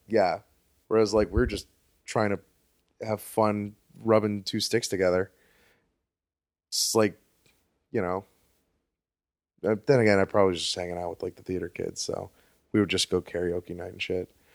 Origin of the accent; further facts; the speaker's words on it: Fort Lauderdale, Florida, United States; I grew up in South Florida between Miami and Palm Beach